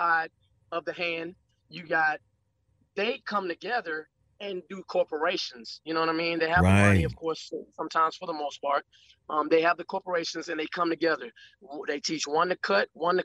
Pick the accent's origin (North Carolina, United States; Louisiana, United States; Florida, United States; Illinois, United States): Louisiana, United States; now in North Texas, United States; I'm from Louisiana originally.